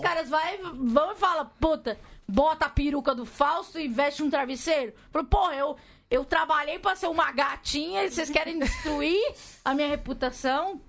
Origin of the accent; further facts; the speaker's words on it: Capão Redondo, São Paulo, Brazil; eu nasci no Capão Redondo.